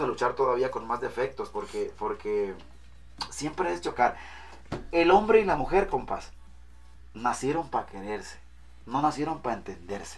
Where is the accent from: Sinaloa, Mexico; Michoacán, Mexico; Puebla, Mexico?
Sinaloa, Mexico; Mazatlán; no vengo de otro lugar, pero soy de Mazatlán.